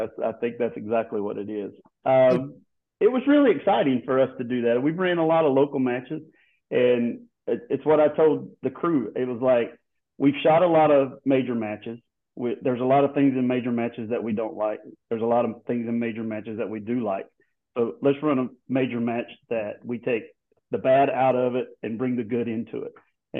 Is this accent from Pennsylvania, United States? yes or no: no; Houston, Texas, United States; I am from Houston, Texas.